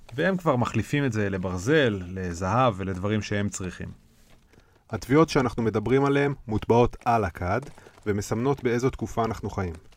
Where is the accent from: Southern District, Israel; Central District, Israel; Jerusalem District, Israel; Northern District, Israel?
Jerusalem District, Israel; Ramat Rachel; born or raised there